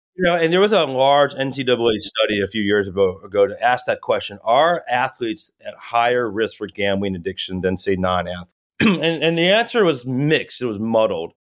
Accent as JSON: {"language": "English", "town": "Chicago", "region": "Illinois", "country": "United States", "tie": "born or raised there", "moved": "as an adult", "lives_now": "Los Angeles, United States", "said": "I grew up in Chicago, a huge Chicago sports fan"}